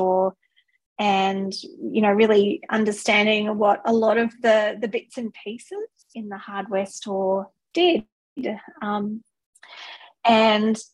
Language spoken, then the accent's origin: English; Australia; moved away as an adult; also born or lived in Singapore / United Kingdom; now in New Zealand; I am Australian